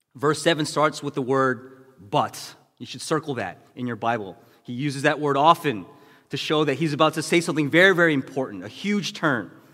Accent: United States; being Asian American

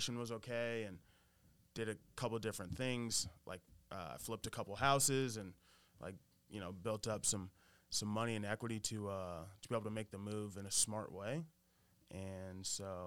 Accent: Kansas, United States; moved away as an adult; now in New York City, United States; I'm from Kansas, right? Born and raised, went to school there

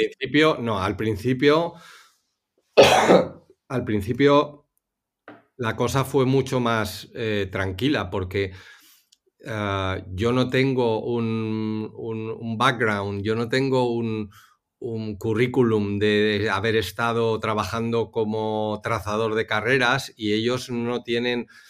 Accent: Spain; moved away as an adult; yo soy el, primer español

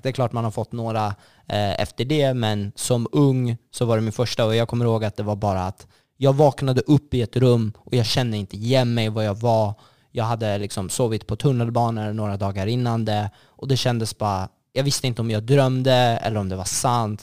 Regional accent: Sollentuna, Stockholm County, Sweden; jag är uppvuxen i Sollentuna, eh, mer, mer specifikt Malvägen

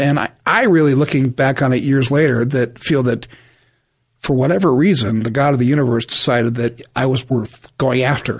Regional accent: San Diego, California, United States; I grew up in the San Diego area over by Rolando area.

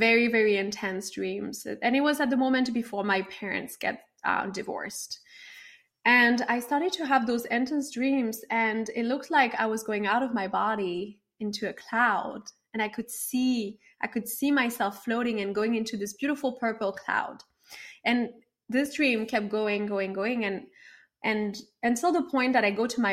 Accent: France; moved away as an adult; now in Los Angeles, United States; I grew up in France

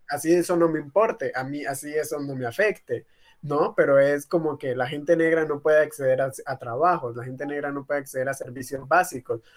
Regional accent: Tumaco, Nariño, Colombia; now in Cali, Colombia; Yo, por ejemplo, vengo de Tumaco, yo soy migrante y estoy viviendo ahorita acá en la ciudad de Cali.

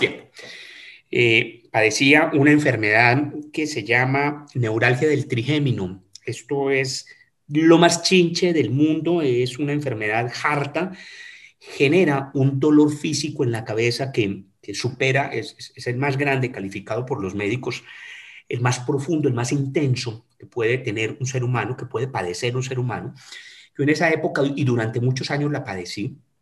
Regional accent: Manizales, Caldas, Colombia; moved away as an adult; now in Cali, Colombia; estudié en mi colegio en la ciudad de Manizales, en mi ciudad natal

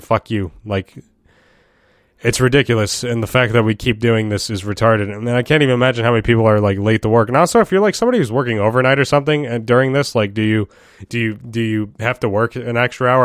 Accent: New York, United States; as a New Yorker

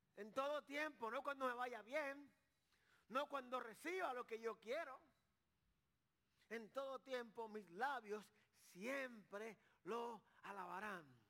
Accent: Carolina, Puerto Rico; yo soy de Carolina

